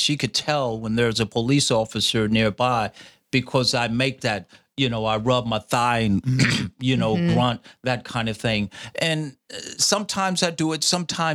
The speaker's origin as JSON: {"language": "English", "town": "Indianapolis", "region": "Indiana", "country": "United States", "tie": "born or raised there", "also_born_or_lived": "Fort Campbell, Kentucky"}